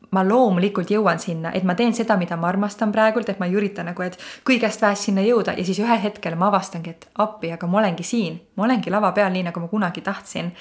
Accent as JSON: {"language": "Estonian", "town": "Põlva", "region": "Põlva County", "country": "Estonia", "said": "ma olen siis Põlvast pärit"}